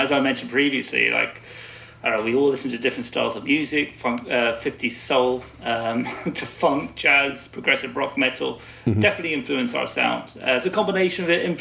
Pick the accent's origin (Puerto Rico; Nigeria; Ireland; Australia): Ireland; now in London, United Kingdom; I'm from Ireland